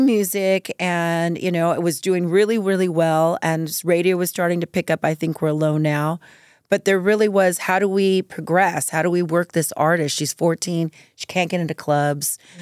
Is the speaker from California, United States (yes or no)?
yes; Norwalk, California, United States; also born or lived in East Los Angeles, California; I grew up in Norwalk, California.